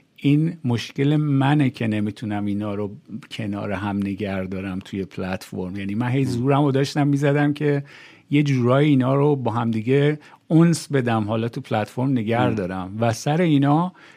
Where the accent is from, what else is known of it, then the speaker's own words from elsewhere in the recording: Iran; moved away as an adult; تو ایران بزرگ شدم تو ایران دانشگاه رفتم